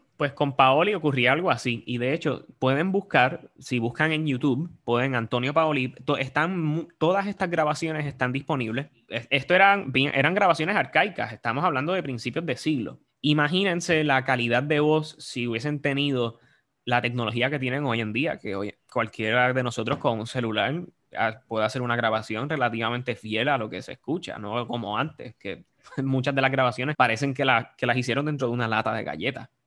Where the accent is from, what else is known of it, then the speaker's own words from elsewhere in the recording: Puerto Rico; como los puertorriqueños en el mundo de la ópera